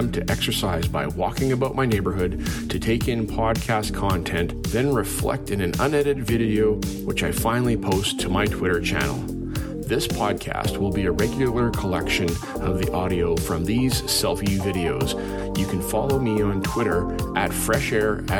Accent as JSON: {"language": "English", "town": "Calgary", "region": "Alberta", "country": "Canada", "tie": "born or raised there", "moved": "yes", "lives_now": "Lower Mainland, Canada", "said": "where I grew up in Calgary"}